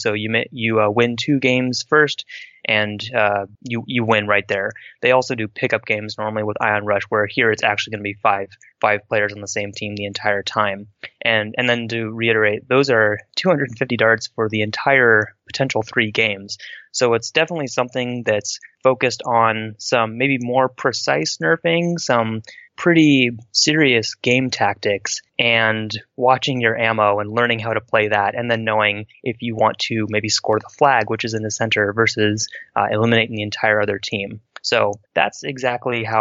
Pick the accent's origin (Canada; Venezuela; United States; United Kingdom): United States; West Coast; I'm from the West Coast